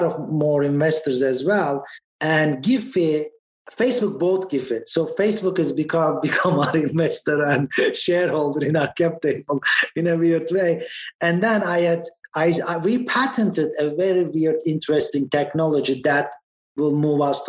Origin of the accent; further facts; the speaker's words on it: Istanbul, Turkey; moved away as an adult; also born or lived in Boston, United States; now in United States; I went to the best schools in my country. I was born in Boston, and we moved back to Istanbul, and I lived there for 20 years and moved back to US 10 years ago